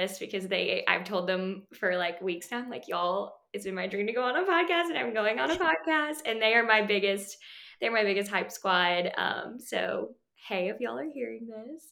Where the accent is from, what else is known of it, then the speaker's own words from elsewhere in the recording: Denver, Colorado, United States; moved away as an adult; also born or lived in Australia; now in Arkansas, United States; I was born in Australia. That's where my parents are, or my dad is from. My mom is from Switzerland. When I was younger, we moved to Denver, Colorado. So I spent time growing up in Denver